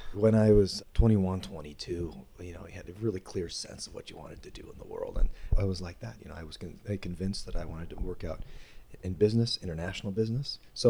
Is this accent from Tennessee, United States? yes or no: no; Iowa, United States; moved away as an adult; also born or lived in Creston, Iowa / Spencer, Iowa; now in Sioux Falls, United States; I grew up in places around Iowa. Creston, ended up in Spencer, and now I live in Sioux Falls, South Dakota.